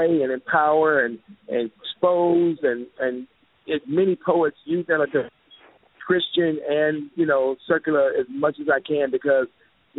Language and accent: English; Dallas, Texas, United States; I'm from the Dallas-Fort Worth area of Texas and do a lot of things here